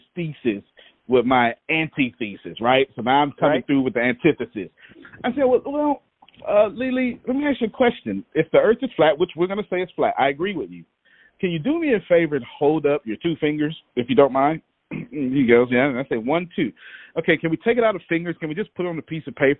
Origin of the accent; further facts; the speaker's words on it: Texas, United States; I'm from Texas